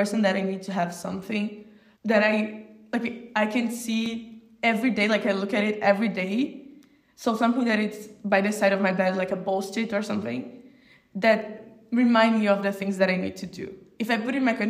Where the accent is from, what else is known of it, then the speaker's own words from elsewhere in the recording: Brazil; I'm from Brazil.